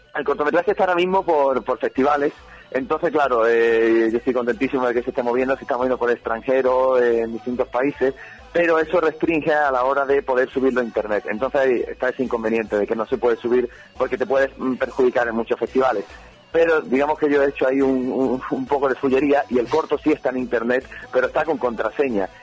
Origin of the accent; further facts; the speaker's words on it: Algeciras, Andalusia, Spain; soy de Algeciras, de, ciudad de Algeciras, donde apenas por no decir nada, se mueve cine aquí